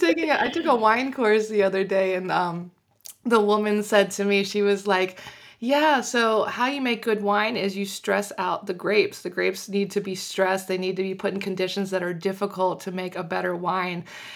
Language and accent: English; United States; moved away as an adult; now in Paris, France; I'm originally from Washington, D.C. I grew up just outside in a small town that nobody knows the name of.